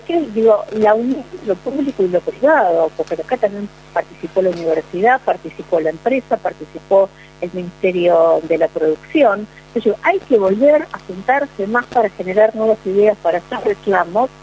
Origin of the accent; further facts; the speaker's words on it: Bigand, Santa Fe, Argentina; yo que vengo desde Vigán, digamos, una de las mejores tierras del país